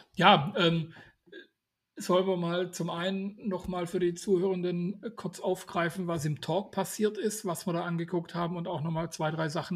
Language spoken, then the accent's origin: German; Swabia, Germany; Ich bin Schwabe